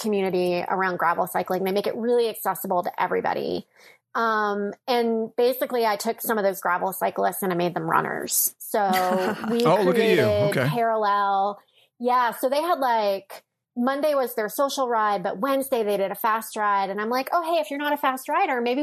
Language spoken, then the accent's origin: English; North Carolina, United States; moved away as an adult; also born or lived in Bay Area, California / Stillwater, Oklahoma; now in Blacksburg, United States; I grew up in North Carolina